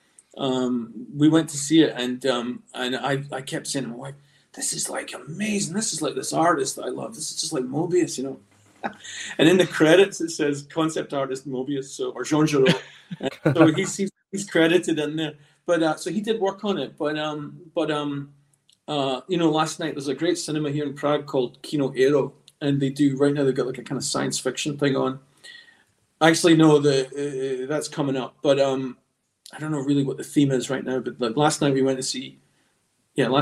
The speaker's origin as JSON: {"language": "English", "region": "Scotland", "country": "United Kingdom", "tie": "born or raised there", "also_born_or_lived": "Los Angeles, United States", "said": "I was born actually in Los Angeles and spent a few years in America before my family settled back in Scotland."}